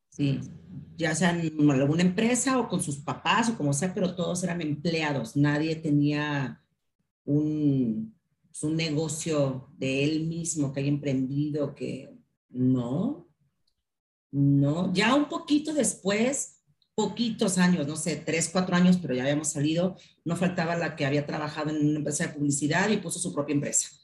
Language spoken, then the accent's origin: Spanish; Mexico; como mexicanos